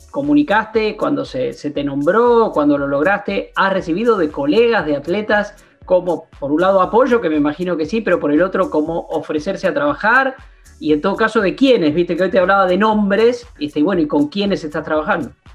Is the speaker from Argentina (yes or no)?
yes; interior of Buenos Aires Province, Argentina; Yo que soy bonaerense del interior